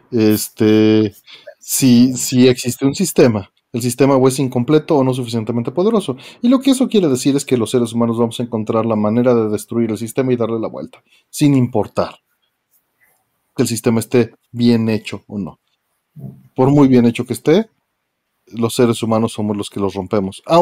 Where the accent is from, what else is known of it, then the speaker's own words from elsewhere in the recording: Mexico; Confirmo que es muy difícil llevar un buen negocio en México siendo mexicano.